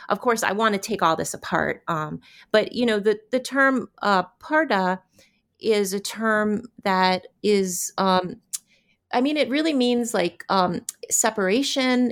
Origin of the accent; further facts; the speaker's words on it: United States; as American women